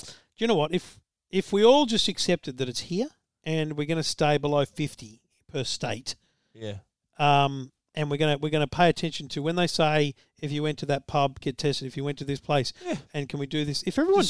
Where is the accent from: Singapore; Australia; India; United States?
Australia; Queensland; I'm a Queenslander